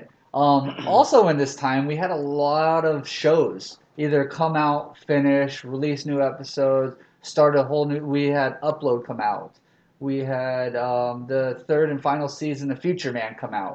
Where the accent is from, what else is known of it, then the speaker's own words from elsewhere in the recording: the South, United States; I'm from the South